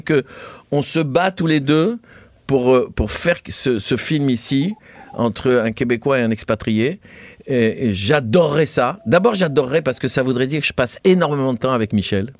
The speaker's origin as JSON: {"language": "French", "country": "Tunisia", "tie": "born or raised there", "moved": "yes", "lives_now": "France", "said": "Je viens, je suis né en Tunisie, je suis arrivé en France."}